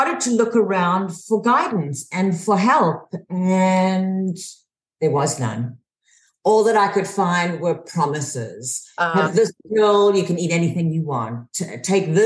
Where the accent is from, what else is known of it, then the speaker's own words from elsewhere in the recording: South Africa; moved away as an adult; also born or lived in Houston, Texas; now in United States; I'm originally from South Africa